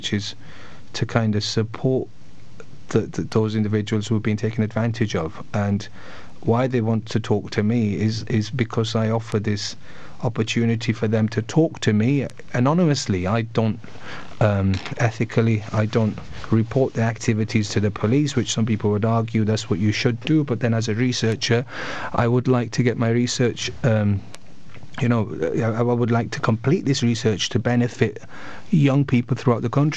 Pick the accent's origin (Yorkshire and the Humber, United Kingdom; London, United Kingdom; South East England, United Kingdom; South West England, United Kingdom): Yorkshire and the Humber, United Kingdom; Bradford; I come from Bradford, originally from Bradford